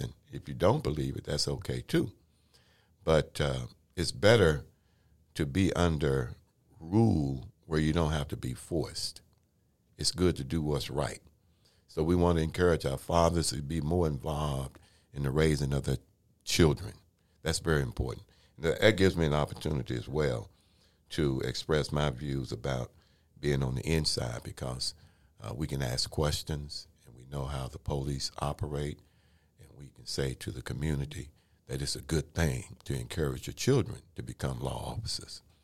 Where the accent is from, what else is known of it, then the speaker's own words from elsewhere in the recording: Waco, Texas, United States; when I was growing up in Waco, Texas, born in nineteen fifty-two